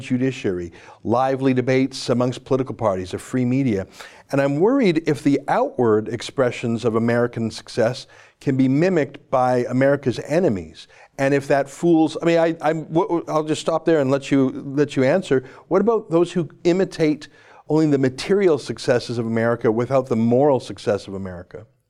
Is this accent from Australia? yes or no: no; Canada; I'm a Canadian, proud to be, don't wanna leave